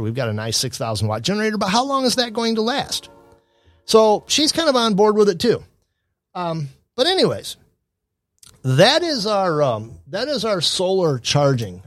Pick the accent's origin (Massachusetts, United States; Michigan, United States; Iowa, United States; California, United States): Michigan, United States; Adrian; my hometown of Adrian, Michigan